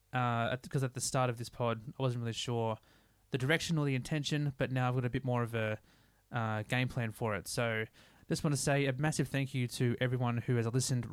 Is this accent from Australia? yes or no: yes; Sydney, New South Wales, Australia; I grew up in, a place called Eleanora Heights and then moved down to a spot in Coleroy and then now up to a place called Forestville.